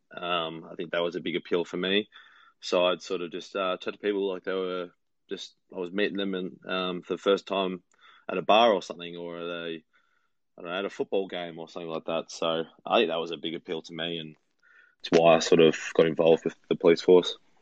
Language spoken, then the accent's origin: English; Victoria, Australia; my home state in Australia